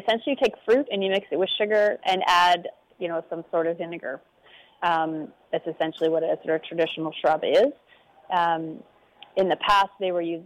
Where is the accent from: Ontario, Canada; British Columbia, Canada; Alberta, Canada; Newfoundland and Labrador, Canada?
British Columbia, Canada; Pemberton; I have a farming background. I grew up in Pemberton